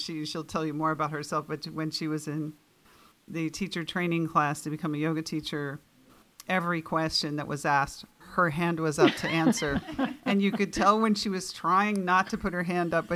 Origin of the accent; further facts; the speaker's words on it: New York City, New York, United States; now in Camano Island, United States; I grew up in New York City in a large family